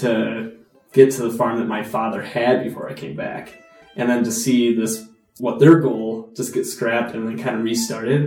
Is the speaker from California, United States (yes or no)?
no; Monticello, Wisconsin, United States; also born or lived in Wausau, Wisconsin / Stevens Point, Wisconsin; I grew up in the community in Monticello